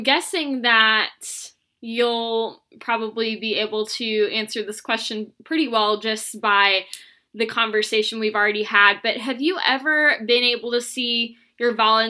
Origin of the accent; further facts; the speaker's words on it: Southern Illinois, United States; I'm from Southern Illinois, and I live 6 hours from Chicago. I live so far south that I'm like 30 minutes from Missouri, an hour from Kentucky, and just a bunch of different states down here.